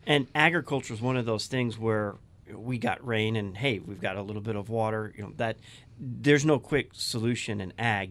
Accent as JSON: {"language": "English", "region": "Arizona", "country": "United States", "tie": "born or raised there", "said": "I was born in Arizona. My family's from Louisiana."}